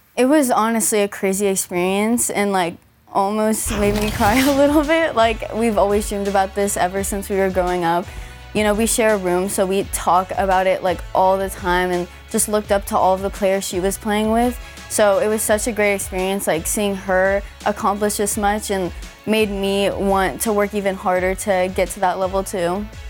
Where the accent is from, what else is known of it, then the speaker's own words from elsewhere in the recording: Los Angeles, California, United States; being in my hometown